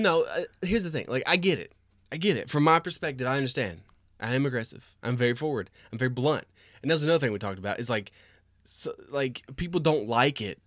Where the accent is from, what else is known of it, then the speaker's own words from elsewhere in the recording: Cookeville, Tennessee, United States; also born or lived in Knoxville; Christina and I grew up in Cookeville